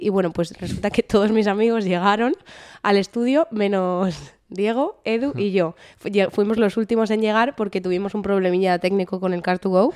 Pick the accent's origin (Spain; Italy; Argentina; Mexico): Spain; now in Netherlands; somos españoles